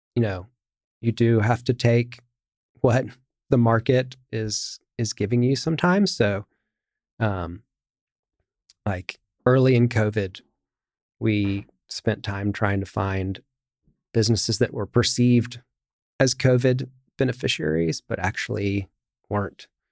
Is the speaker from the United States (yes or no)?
yes; United States; as an American